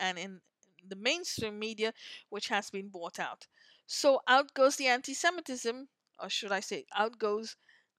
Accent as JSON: {"language": "English", "country": "Canada", "said": "our Canadian Prime Minister"}